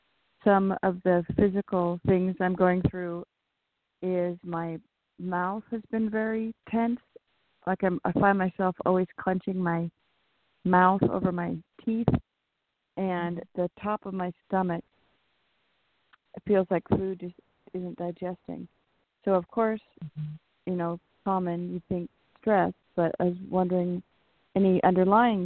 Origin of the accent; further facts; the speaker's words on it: California, United States; from California